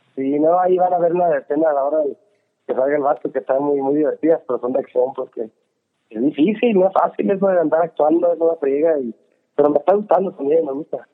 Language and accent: Spanish; Sonora, Mexico; moved away; de donde yo crecí en México, en Sonora